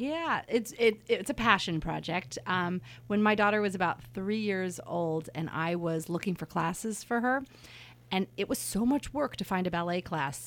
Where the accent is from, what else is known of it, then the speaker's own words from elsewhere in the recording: New York City, New York, United States; also born or lived in San Francisco; now in Napa, United States; I was born in New York City